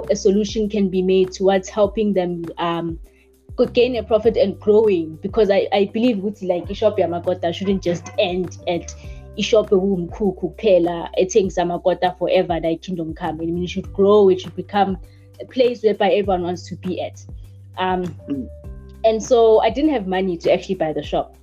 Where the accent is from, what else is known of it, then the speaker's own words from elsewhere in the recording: South Africa; now in Daveyton, South Africa; I am originally from Phosphorus.